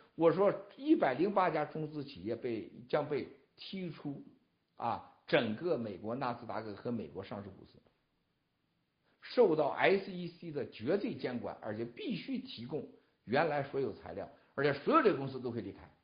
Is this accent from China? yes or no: yes; China; 我们中国人是啥样？